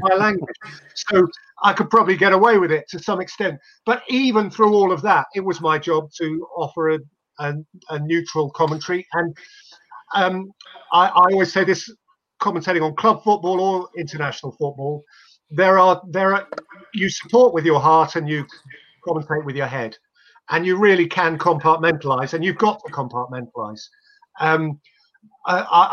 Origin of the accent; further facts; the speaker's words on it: England, United Kingdom; you can't help being English